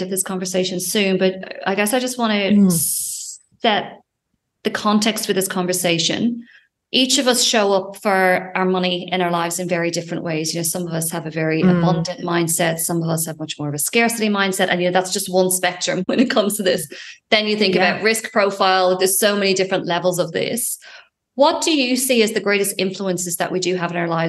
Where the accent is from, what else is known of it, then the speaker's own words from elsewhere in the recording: Ireland; I'm from Ireland